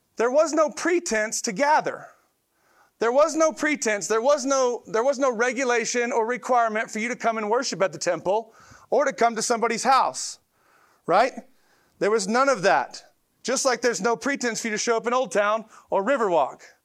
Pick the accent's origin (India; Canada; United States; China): United States; Detroit, Michigan; moved away; also born or lived in Tulsa; we're from Detroit, and so we came from Detroit